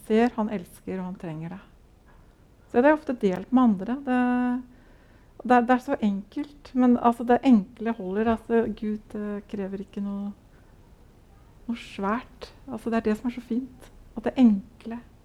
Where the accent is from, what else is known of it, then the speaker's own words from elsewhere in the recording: Larvik, Vestfold, Norway; moved away as an adult; also born or lived in Oslo; Jeg er født og oppvokst uh, i Larvik